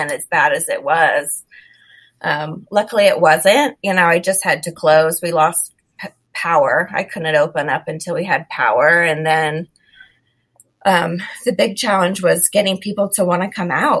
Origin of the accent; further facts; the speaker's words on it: Florida, United States; growing up in Florida in hurricane season